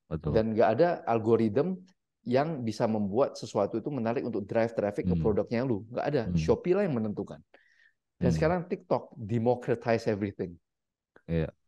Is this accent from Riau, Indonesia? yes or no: no; Medan, North Sumatra, Indonesia; Sebenarnya gue aslinya orang Medan.